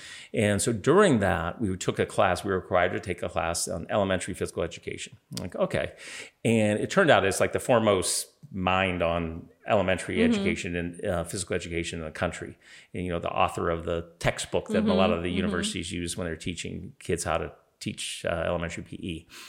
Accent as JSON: {"language": "English", "town": "Pittsburgh", "region": "Pennsylvania", "country": "United States", "tie": "born there", "also_born_or_lived": "Toronto, Canada", "said": "So they're Canadian, but I was born in Pittsburgh."}